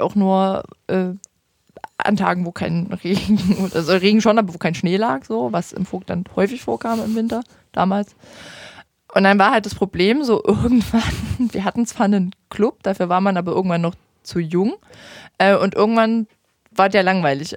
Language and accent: German; Vogtland, Saxony, Germany; now in Dresden, Germany; ich bin im Vogtland aufgewachsen, ich bin zum Studieren in Dresden gekommen